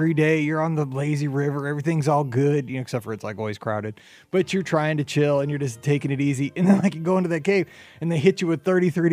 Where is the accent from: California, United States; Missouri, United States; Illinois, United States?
Missouri, United States; I'm from Missouri